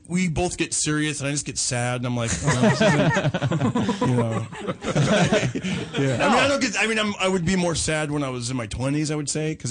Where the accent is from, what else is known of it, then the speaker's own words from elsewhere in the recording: Fresno, California, United States; I grew up in Fresno, California